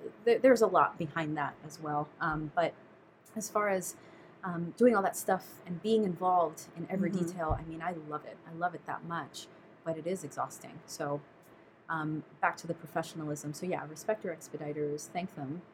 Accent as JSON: {"language": "English", "region": "New York", "country": "United States", "moved": "yes", "lives_now": "Southern California, United States", "said": "I'm a New Yorker"}